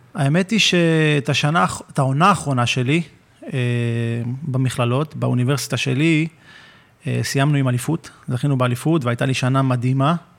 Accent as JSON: {"language": "Hebrew", "town": "Hadera", "region": "Haifa District", "country": "Israel", "also_born_or_lived": "Kfar Saba", "said": "מהפועל חדרה, שמשם אני במקור"}